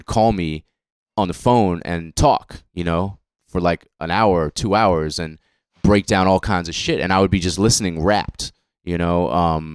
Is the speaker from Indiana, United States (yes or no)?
no; Boston, Massachusetts, United States; guys I grew up with in Boston